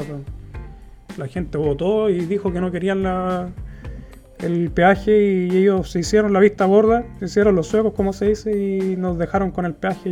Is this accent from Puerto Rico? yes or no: no; Chile; moved away as an adult; now in Gothenburg, Sweden; en mi país, que es lo que yo conozco